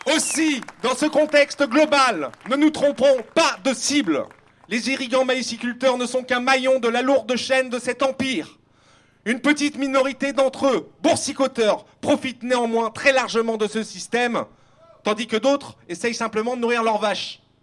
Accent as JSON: {"language": "French", "area": "South Vendée", "region": "Pays de la Loire", "country": "France", "tie": "born or raised there", "said": "Je suis né et j'ai grandi en Sud-Vendée"}